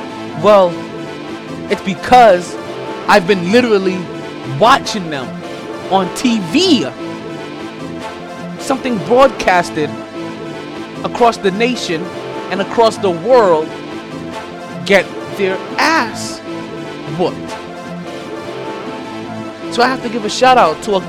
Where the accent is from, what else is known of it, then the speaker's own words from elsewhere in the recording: New York, United States; I'm a New Yorker through and through